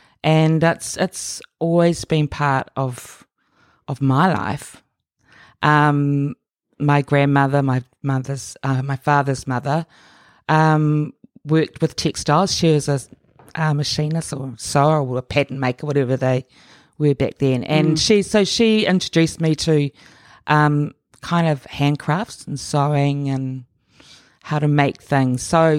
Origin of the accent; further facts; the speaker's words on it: Auckland, New Zealand; born there; I was born here in Auckland, in West Auckland.